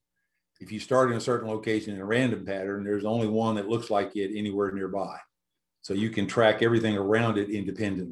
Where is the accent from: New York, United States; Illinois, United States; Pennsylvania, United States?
Illinois, United States; moved away as an adult; now in South Carolina, United States; I was born in Illinois, got my PhD at the University of Illinois